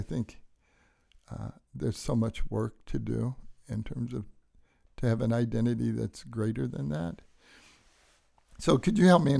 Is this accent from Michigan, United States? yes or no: yes; Detroit, Michigan, United States; so when I grew up in Detroit, we didn't go to church except on Easter